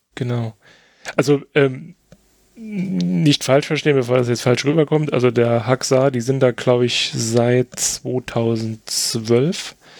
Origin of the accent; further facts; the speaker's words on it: Germany; als Deutscher